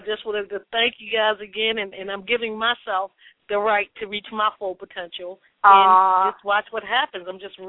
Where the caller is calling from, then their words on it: California, United States; I'm calling out from California.